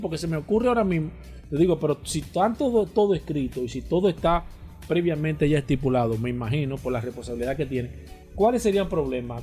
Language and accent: Spanish; Dominican Republic